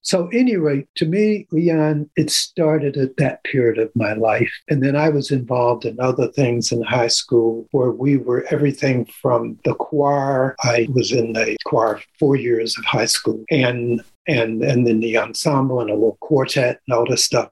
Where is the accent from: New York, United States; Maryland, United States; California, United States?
Maryland, United States; Annapolis; I grew up in Annapolis, Maryland